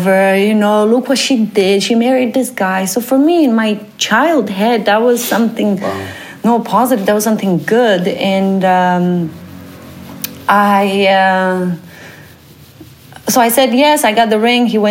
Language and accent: English; Romania; moved away as an adult; now in Netherlands; I come from Romania, Eastern Europe